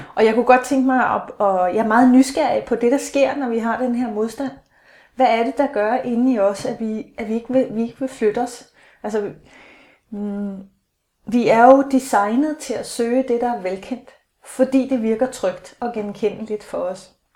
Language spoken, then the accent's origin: Danish; Aalborg, North Denmark Region, Denmark; now in Hellerup, Denmark; jeg er 49, født i 66, i Aalborg